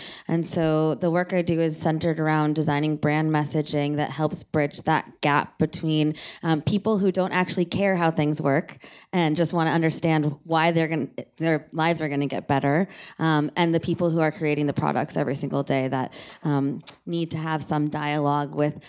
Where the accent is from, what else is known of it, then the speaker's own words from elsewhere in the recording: Palo Alto, California, United States; I grew up in Palo Alto with a software engineer father, and so I kind of grew up surrounded by tech